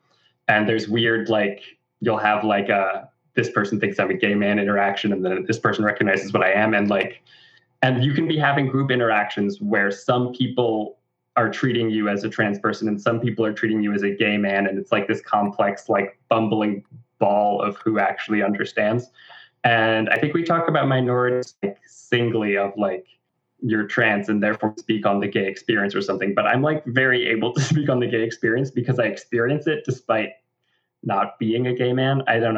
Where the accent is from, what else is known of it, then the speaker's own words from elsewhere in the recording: Florida, United States; And it's like the same identity and the same message translated into growing up in Florida.